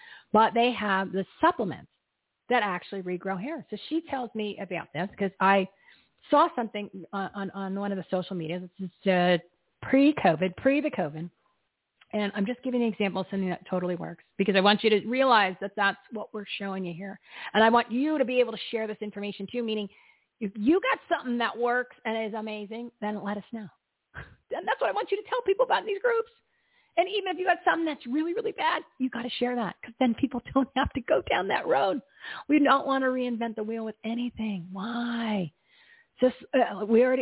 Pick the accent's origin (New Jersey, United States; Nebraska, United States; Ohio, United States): New Jersey, United States; I'm from New Jersey.